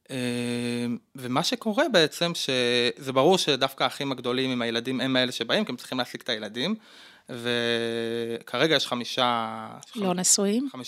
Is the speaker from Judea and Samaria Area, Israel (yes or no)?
yes; Judea and Samaria Area, Israel; גדלתי בגוש עציון.